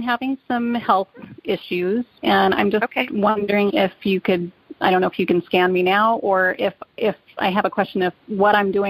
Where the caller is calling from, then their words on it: Wyoming, United States; Hi. Wyoming.